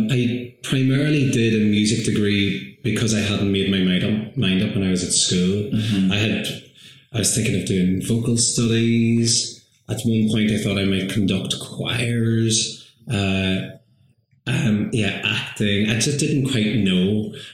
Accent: Ireland; mm my place of where I how I identify as an Irish person etc., etc.

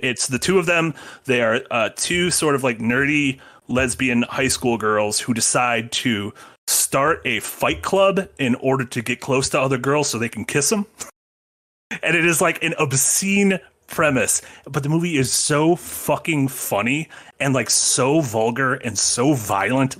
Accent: near Portage, Wisconsin, United States; a prison near my hometown

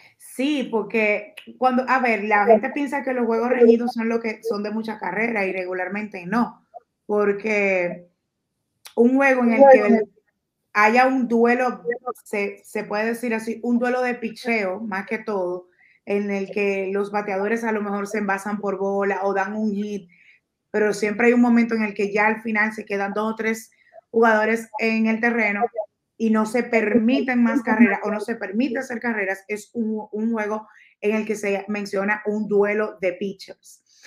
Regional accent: Dominican Republic

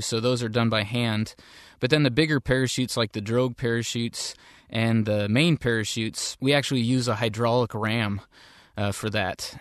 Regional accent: Seattle area, Washington, United States; I grew up in the Seattle area

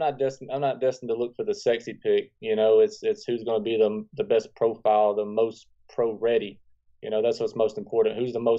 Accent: Atlanta, Georgia, United States; I breathe Atlanta. And, you know, this, like I said, this is my hometown.

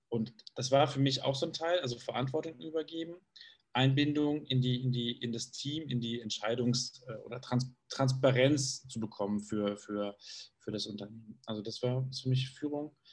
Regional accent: Munich, Bavaria, Germany; München, weil das ist für mich da strahlt mein Raum eigentlich das aus, was ich, was ich brauche. Das ist meine Heimat, in der ich mich wohlfühle, sicher fühle, geborgen fühle.

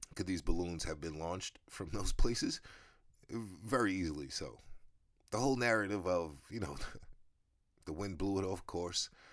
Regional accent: United States; me as an American

